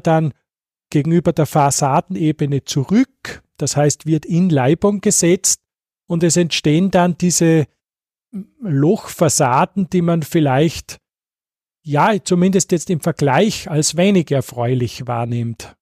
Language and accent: German; Salzkammergut, Austria; ich stamme jetzt aus dem Salzkammergut, wo wir diese schönen alten Fenster haben